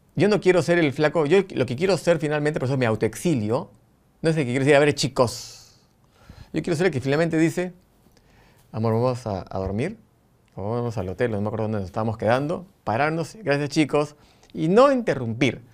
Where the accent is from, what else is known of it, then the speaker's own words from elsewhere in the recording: Lima, Peru; now in Buenos Aires, Argentina; Amo mi Lima, cada vez que voy me emociona, amo mi Perú, soy repatriota